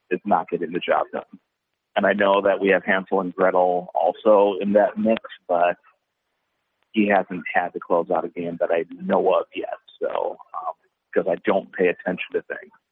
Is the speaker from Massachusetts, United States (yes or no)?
no; Minnesota, United States; we're all from Minnesota